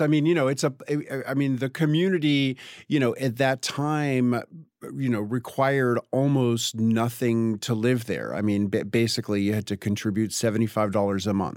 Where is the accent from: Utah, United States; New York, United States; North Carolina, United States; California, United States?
New York, United States; now in Tennessee, United States; grew up on the Upper West Side